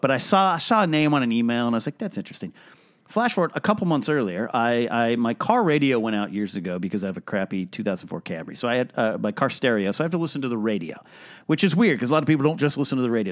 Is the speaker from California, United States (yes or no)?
yes; Arroyo Grande, California, United States; moved away; I grew up in a place called Arroyo Grande